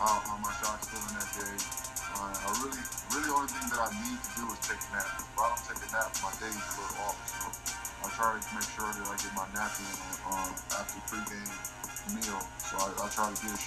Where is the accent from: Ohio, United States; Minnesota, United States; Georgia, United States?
Ohio, United States; Akron; moved away as an adult; also born or lived in France; my hometown